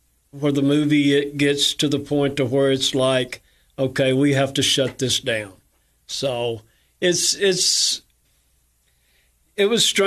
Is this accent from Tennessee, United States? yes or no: yes; Cookeville, Tennessee, United States; I was born in Cookeville